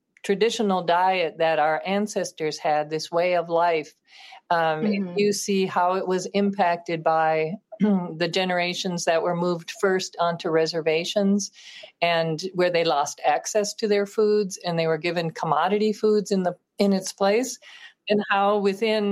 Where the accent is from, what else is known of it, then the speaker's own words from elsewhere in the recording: Minneapolis, Minnesota, United States; growing up in Minneapolis